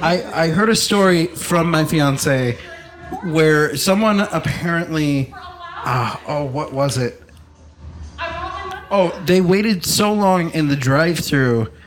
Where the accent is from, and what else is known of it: United States